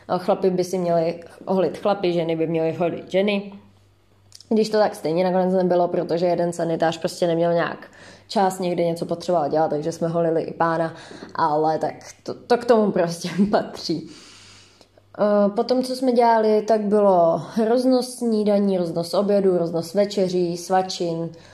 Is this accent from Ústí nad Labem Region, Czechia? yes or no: no; Pardubice, Pardubice Region, Czechia; moved away as an adult; now in Brno, Czechia; jsem z Pardubic